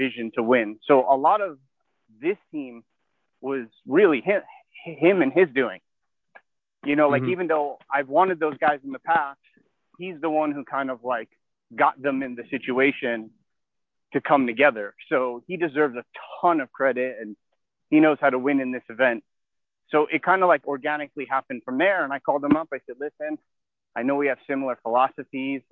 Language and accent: English; United States; I'm originally from New York, New Jersey